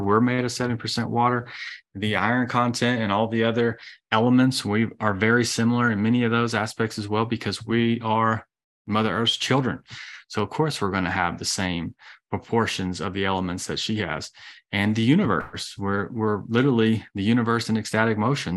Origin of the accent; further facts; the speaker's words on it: Georgia, United States; I'm from Georgia